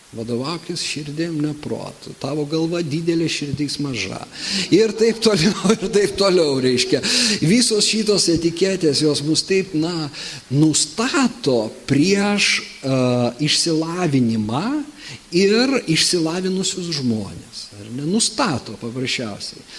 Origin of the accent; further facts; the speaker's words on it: Lithuania; mums kaip lietuviams